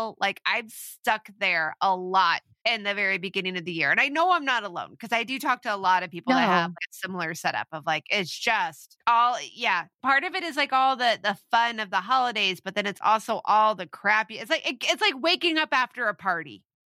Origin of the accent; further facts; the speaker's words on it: Midwest, United States; growing up in the Midwest and it's gray and it's icy